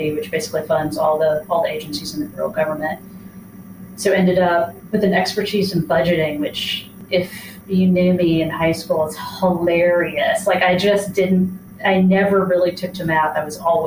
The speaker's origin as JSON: {"language": "English", "region": "Mississippi", "country": "United States", "moved": "yes", "said": "I'm from Mississippi originally"}